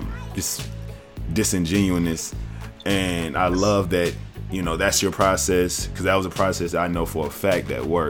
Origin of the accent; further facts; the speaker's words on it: the South, United States; moved away; I'm from the South originally